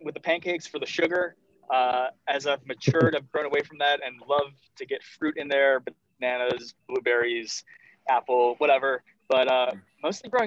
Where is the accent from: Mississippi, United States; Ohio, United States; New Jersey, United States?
Ohio, United States; Cleveland; moved away; I'm from Cleveland, Ohio.